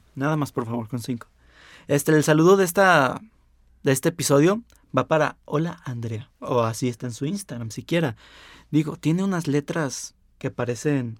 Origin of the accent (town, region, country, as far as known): Mexico